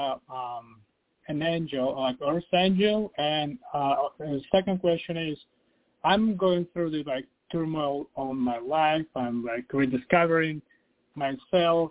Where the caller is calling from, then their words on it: Virginia, United States; I'm calling from Virginia.